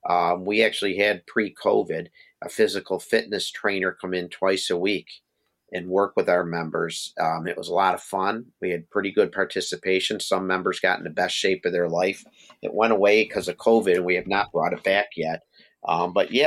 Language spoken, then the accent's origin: English; Buffalo, New York, United States; born or raised there